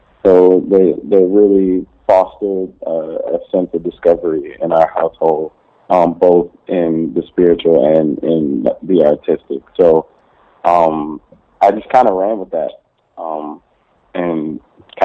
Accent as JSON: {"language": "English", "town": "Atlanta", "region": "Georgia", "country": "United States", "tie": "born or raised there", "moved": "yes", "lives_now": "Dallas, United States", "said": "I was born in Atlanta, Georgia, to a preacher"}